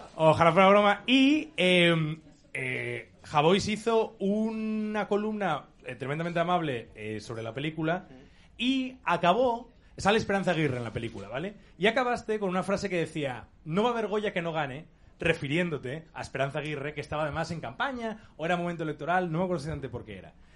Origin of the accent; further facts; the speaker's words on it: Asturias, Spain; como asturiano que no acaba de encontrar identidad suficiente en Asturias para llevarla por bandera